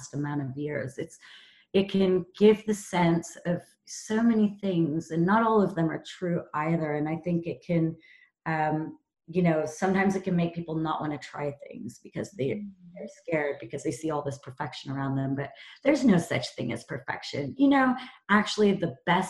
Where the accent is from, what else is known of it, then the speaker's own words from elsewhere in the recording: Topanga, California, United States; moved away as an adult; also born or lived in Amsterdam; now in London, United Kingdom; growing up in California in Topanga